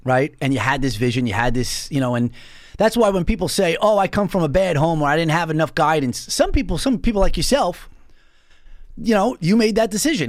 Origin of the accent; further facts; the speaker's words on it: North Babylon, New York, United States; I'm originally from North Babylon.